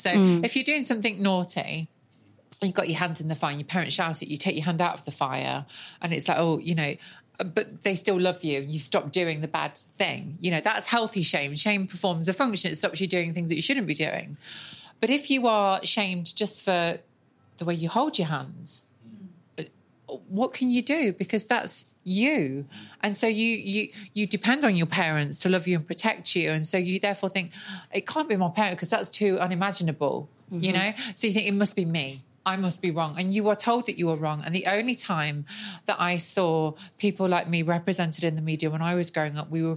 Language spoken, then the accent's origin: English; Nottingham, East Midlands, United Kingdom; I grew up in Nottingham on a council estate